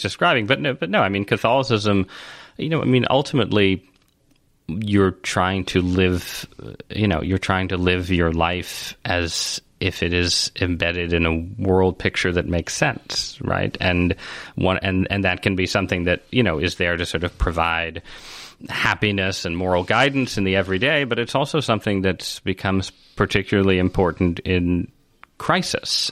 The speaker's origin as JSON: {"language": "English", "town": "San Francisco", "region": "California", "country": "United States", "tie": "born or raised there", "said": "I was born in San Francisco."}